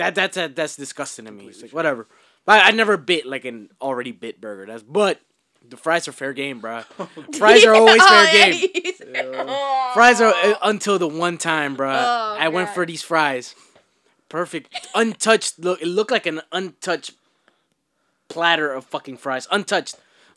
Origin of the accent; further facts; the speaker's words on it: the South, United States; I'm from the South